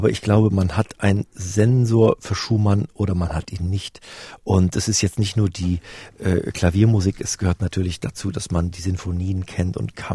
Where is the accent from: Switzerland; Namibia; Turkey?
Namibia; also born or lived in Westphalia, Germany / Plön, Germany; Ich bin in äh, Westfalen geboren und dann im Wald, im, im schönen holsteinischen Wald am großen Plöner See groß geworden bis ich dann im neunten Lebensjahr nach Namibia auswanderte.